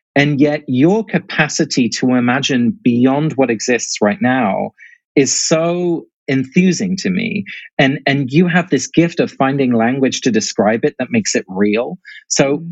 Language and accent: English; England, United Kingdom; also born or lived in Netherlands; now in United States; I grew up in England, uh, but both my parents are Dutch, and obviously I've ended up here in America